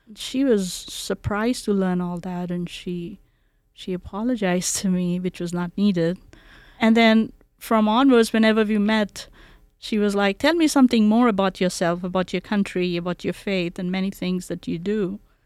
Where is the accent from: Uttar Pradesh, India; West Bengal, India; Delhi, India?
West Bengal, India; Kolkata; English is a second language; now in Boise, United States; So I grew around culture and community in Calcutta, India.